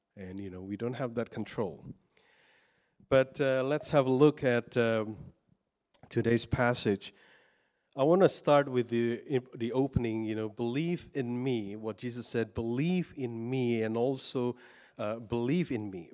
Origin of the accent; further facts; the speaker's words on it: Indonesia; moved away as an adult; I was born in Indonesia and I grew up in Indonesia, but I've been living here long, longer now